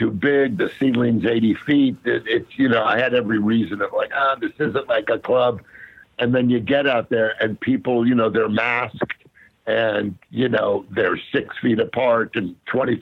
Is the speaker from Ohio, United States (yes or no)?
no; the Valley, Southern California, United States; I grew up out here in Southern Cal, in the Valley